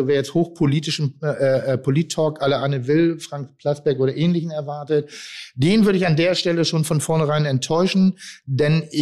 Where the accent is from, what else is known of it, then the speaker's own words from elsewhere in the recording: Pinneberg, Schleswig-Holstein, Germany; dass auch ich als Pinneberger, der auch kein Hamburger ist